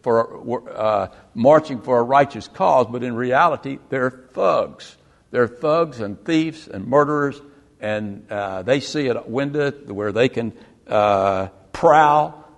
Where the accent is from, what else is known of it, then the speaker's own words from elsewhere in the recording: the South, United States; I grew up in the South in the 50s and 60s